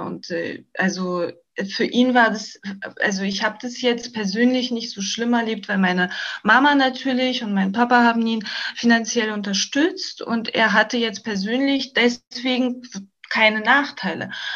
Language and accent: German; Germany; also born or lived in Gabrovo, Bulgaria; als ich Kind war, war das, ähm, war ich in, in Gabowo eher die Ausnahme. Ja, also ich war diejenige, die in Deutschland gelebt hat